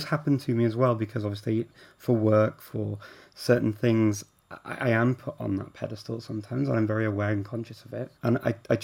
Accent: Chester, North West England, United Kingdom; I grew up around Chester

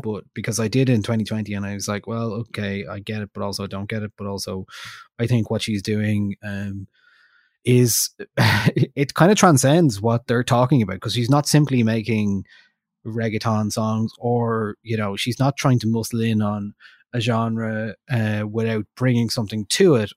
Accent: Ireland; we're from Ireland, we speak English

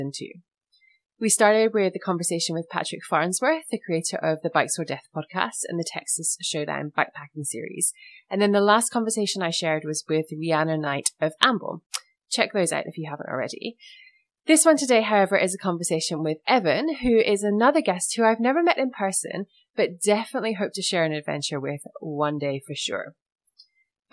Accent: United Kingdom; moved away; I was born in the UK

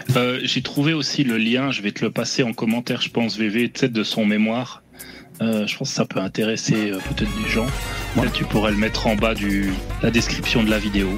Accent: Réunion; Je suis un réunionnais

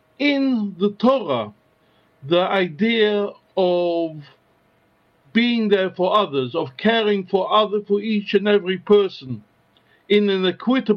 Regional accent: London, United Kingdom; also born or lived in Westminster / France / North America; I was born in Westminster, but my family home has always been in Stoke Newington

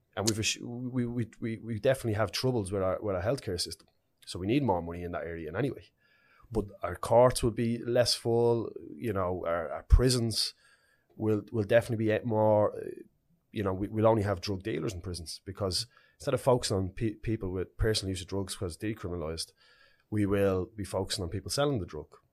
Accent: Dublin, Leinster, Ireland; I grew up in Ballymun, it was a special community to me.

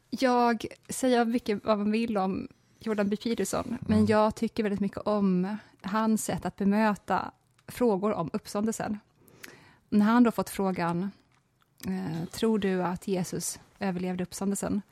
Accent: Småland, Sweden; när jag växte upp i Småland

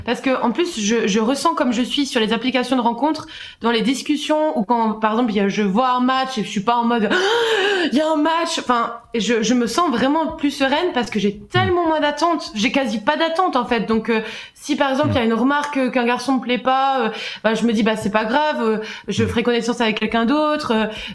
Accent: Switzerland; j'ai 27 ans et je viens de Suisse

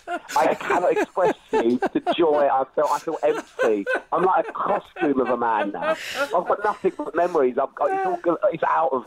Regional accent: England, United Kingdom; we're English

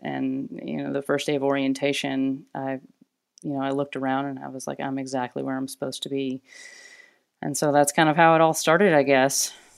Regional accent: Arkansas, United States; moved away as an adult; now in Portland, United States; I'm originally from Arkansas, and so, uh, a long way from where I was born and raised.

